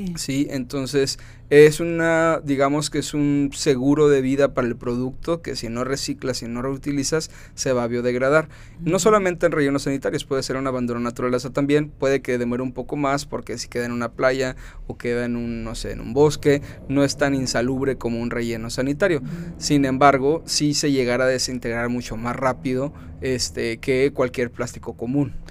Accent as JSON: {"language": "Spanish", "town": "Mexicali", "region": "Baja California", "country": "Mexico", "tie": "born or raised there", "said": "Nací acá en Mexicali en el año 90, 1990"}